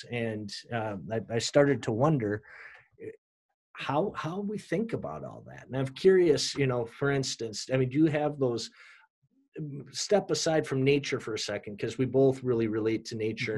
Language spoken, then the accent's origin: English; Minneapolis, Minnesota, United States; this church that I told you that I grew up in in Minneapolis